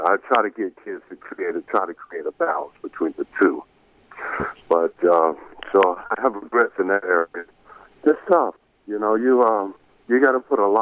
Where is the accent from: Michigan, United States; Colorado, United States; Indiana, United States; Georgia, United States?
Georgia, United States; Marietta; I grew up in Marietta, Georgia.